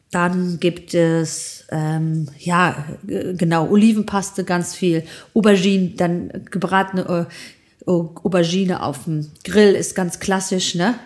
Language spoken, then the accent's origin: German; Greece; bei uns in Griechenland